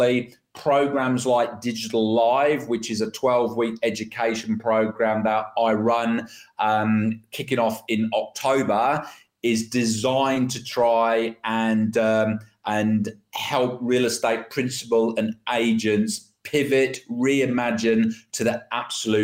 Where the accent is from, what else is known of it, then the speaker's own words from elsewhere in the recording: United Kingdom; now in Australia; my home country, the UK